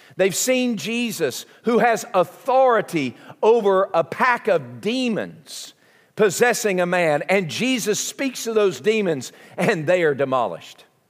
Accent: southern United States, United States; accent: southern; my southern accent

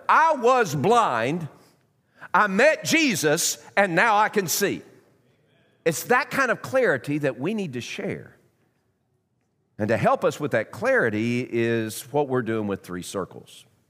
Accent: Knoxville, Tennessee, United States; I was born in Knoxville. My extended family is from Knoxville. I'm a South Knoxvillian

